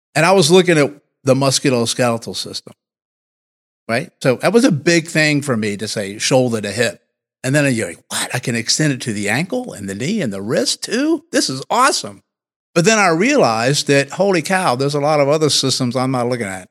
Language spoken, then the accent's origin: English; Martinsville, Virginia, United States; moved away; I actually grew up thirty minutes or so from where we are now. So I'm originally from the South, a Southern boy in Martinsville, Virginia.